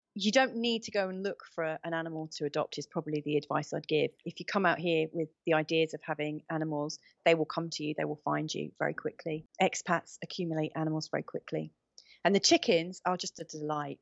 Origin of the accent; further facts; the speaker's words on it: England, United Kingdom; moved away as an adult; now in Portugal; growing up in England, say, thirty years ago